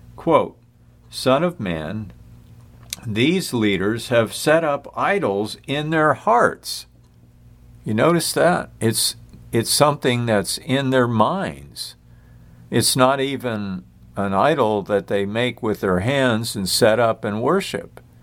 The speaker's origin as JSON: {"language": "English", "country": "United States", "said": "I'm an American, I admit it."}